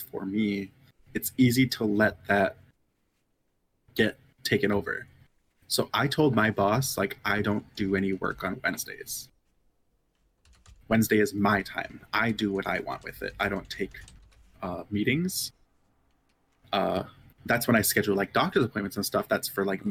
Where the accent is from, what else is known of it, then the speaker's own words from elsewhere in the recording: United States; I grew up in Dakota homeland